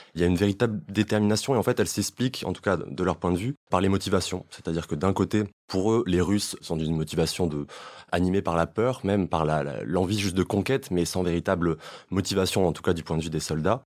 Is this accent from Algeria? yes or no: no; France; moi, en tant que Français